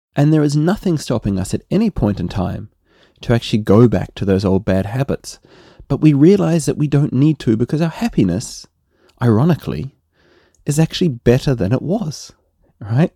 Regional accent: New Zealand; accent: Kiwi; my Kiwi accent

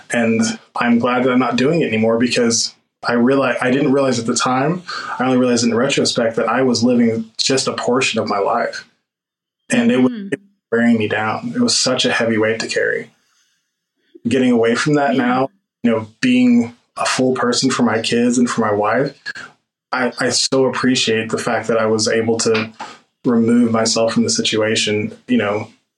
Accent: Oklahoma, United States; We're from the South, like, you know, or where you call the South or the Midwest or the whatever you call Oklahoma.

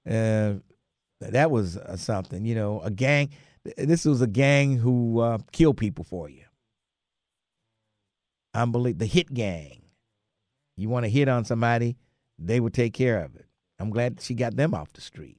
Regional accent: Cincinnati, Ohio, United States; I was born in General Hospital 73 years ago

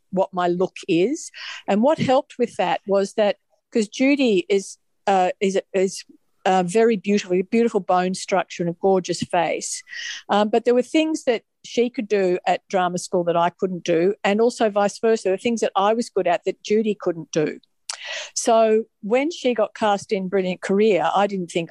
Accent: Melbourne, Victoria, Australia; also born or lived in Sydney; I grew up in Melbourne, which is where we live now

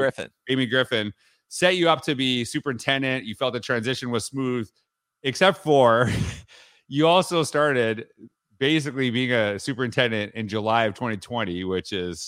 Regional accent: Humboldt, Saskatchewan, Canada; I distinctly remember how important the school that I grew up in Humboldt, Saskatchewan, how important it was to our community

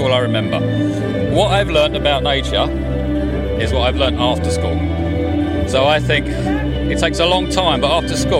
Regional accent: Ruislip, London, United Kingdom; I grew up in Ruislip.

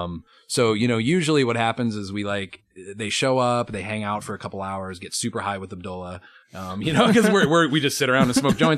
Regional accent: Colorado, United States; also born or lived in New York / Denver; I'm from Colorado

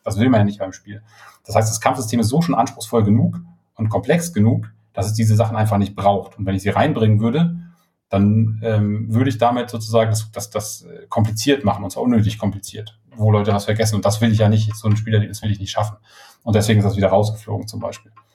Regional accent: Schleswig, Schleswig-Holstein, Germany; moved away; ich komme ja aus Norddeutschland, also Schleswig-Holstein, ähm, sei immer und ähm, habe auch äh, die nicht die ersten zehn, aber die zweiten zehn Jahre meines Lebens habe ich äh, in Schleswig verbracht und bin da aufgewachsen

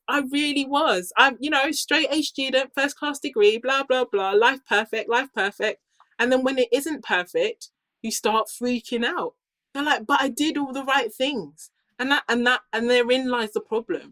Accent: United Kingdom; I grew up here in the UK

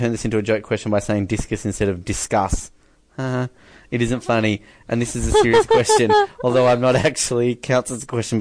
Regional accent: Australia; as an Aussie

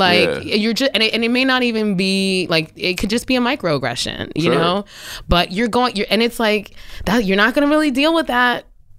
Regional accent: New Jersey, United States; I'm from New Jersey.

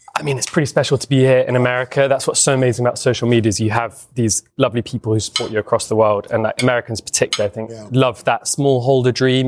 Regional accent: London, United Kingdom; moved away as an adult; now in England; I grew up in London

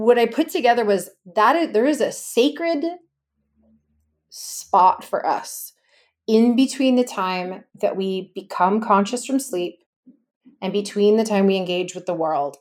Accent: Los Angeles, California, United States; I'm from Los Angeles, California

